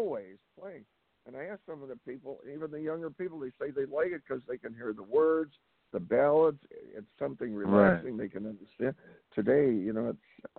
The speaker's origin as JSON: {"language": "English", "town": "Chicago", "region": "Illinois", "country": "United States", "tie": "born or raised there", "said": "in Chicago, and that's my hometown"}